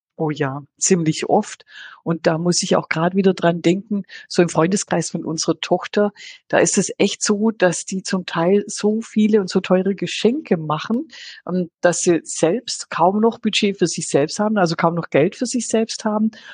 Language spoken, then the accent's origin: German; Swabia, Germany; bin ja Schwäbin